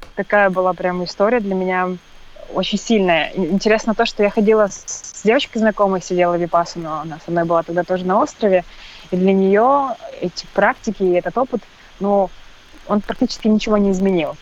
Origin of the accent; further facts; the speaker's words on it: Perm, Perm Krai, Russia; я приехала в домой к себе, в, это, в Перми, я сама из Перми